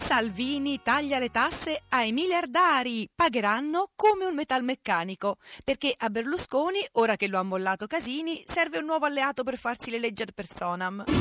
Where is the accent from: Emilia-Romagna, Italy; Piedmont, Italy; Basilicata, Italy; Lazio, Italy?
Basilicata, Italy; quando mi dicevano di dove sei, io dicevo, "Sono Lucana"